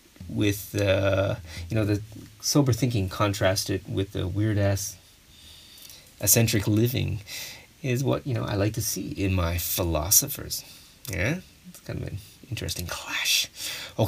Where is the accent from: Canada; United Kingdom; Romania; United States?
Canada; as a Canadian